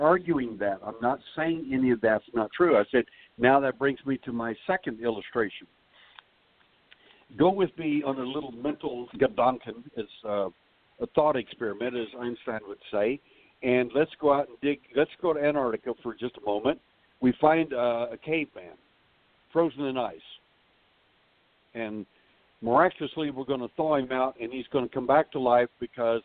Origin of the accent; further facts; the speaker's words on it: Texas, United States; I'm from Texas